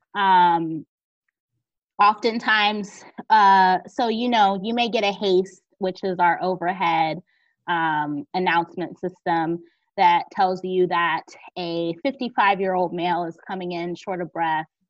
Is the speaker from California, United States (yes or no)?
no; Georgia, United States; moved away; also born or lived in Northeastern United States / South Jersey; I'm originally from Georgia, but most of all, well, all of my education has been in the north or in the northeast